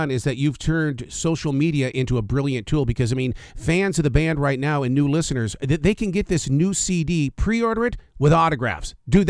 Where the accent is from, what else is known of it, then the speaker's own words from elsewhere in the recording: Billings, Montana, United States; my hometown of Billings, Montana